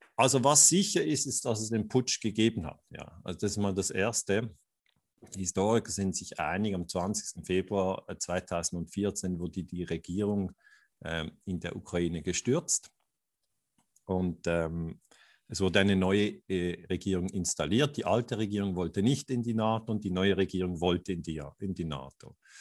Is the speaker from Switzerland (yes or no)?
yes; Switzerland; sage ich jetzt als Schweizer